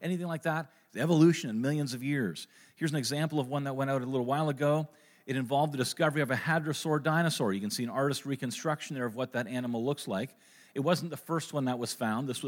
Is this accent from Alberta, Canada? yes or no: no; Kitchener, Ontario, Canada; I was born in Kitchener, Ontario